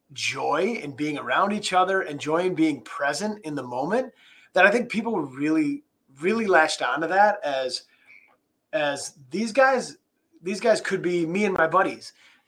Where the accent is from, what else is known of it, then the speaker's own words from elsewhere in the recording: Appleton, Wisconsin, United States; I'm born and raised in Appleton, so I had to kind of have to be a Packers fan.